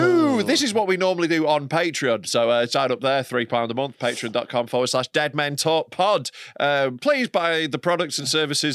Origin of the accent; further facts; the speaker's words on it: Knaresborough, Yorkshire and the Humber, United Kingdom; I'm doing a show in my hometown, Knaresborough